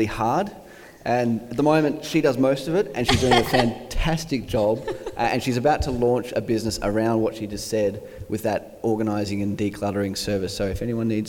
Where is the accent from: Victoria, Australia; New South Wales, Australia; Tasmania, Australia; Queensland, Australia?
New South Wales, Australia; Coffs Harbour; So we grew up in Coffs